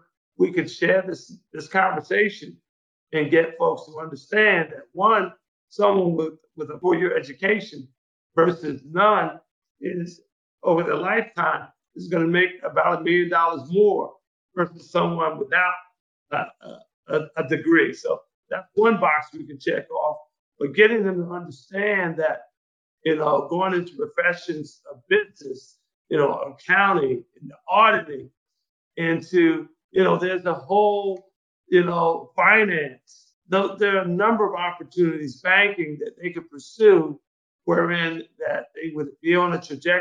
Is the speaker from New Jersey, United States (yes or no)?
yes; Trenton, New Jersey, United States; when I grew up in Trenton